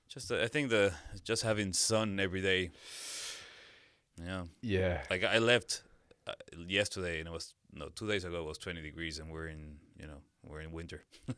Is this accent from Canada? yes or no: no; Lima, Peru; moved away as an adult; also born or lived in Brazil / Dublin, Ireland; now in Granada, Spain; I'm from Lima, Peru.